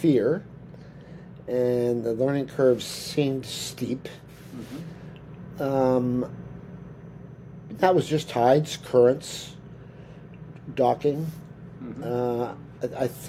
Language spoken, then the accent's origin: English; Toronto, Ontario, Canada; now in British Columbia, Canada; because I come from Eastern Canada, from Toronto, so West Coast is not my roots